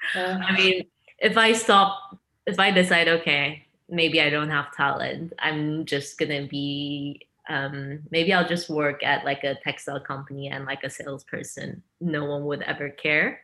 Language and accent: English; China; moved away; also born or lived in Korea; I'm half Chinese, half Korean, and I grew up in China and Korea, half and half kind of, but mostly in China